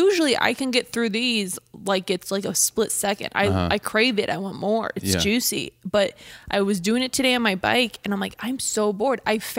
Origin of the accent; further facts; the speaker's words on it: Wisconsin, United States; they take them back to Wisconsin. And then you're uh-huh. like, oh my God, they're in my hometown.